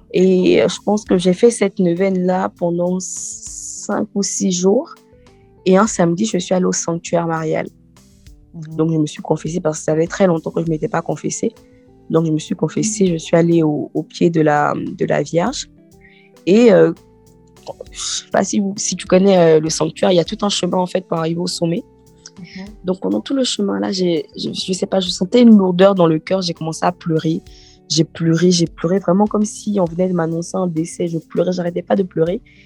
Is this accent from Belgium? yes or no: no; Côte d’Ivoire; moved away as an adult; now in France; Je viens de, de la Côte d'Ivoire